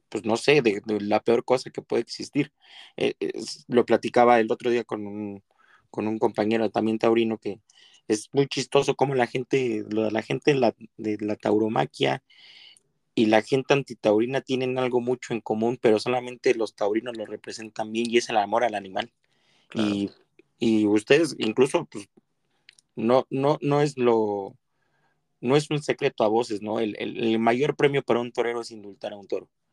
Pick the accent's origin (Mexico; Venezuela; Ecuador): Mexico; nosotros como mexicanos